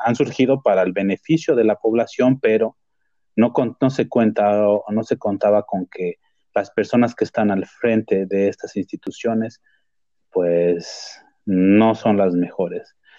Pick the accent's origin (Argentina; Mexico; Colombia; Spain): Mexico; como mexicano